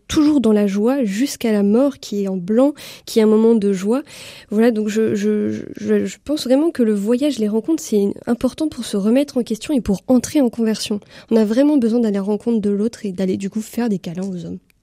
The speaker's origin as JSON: {"language": "French", "country": "France", "said": "en tant que Français"}